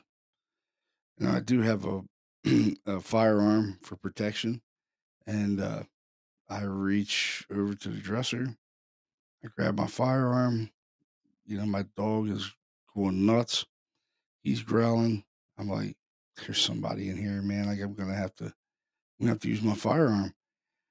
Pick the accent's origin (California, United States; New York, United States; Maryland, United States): Maryland, United States; Baltimore; I'm from Baltimore City. I'm from a pretty violent city.